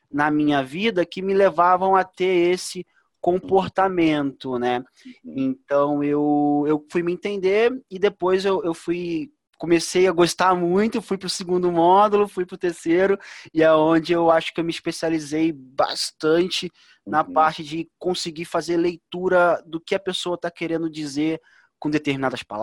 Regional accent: Duque de Caxias, Rio de Janeiro, Brazil; Eu sou de Caxias, né?

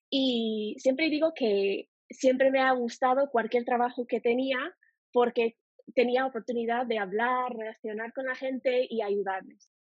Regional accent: United States; Spanish is a second language; moved away; yo soy de Estados Unidos y el español es mi segundo idioma.

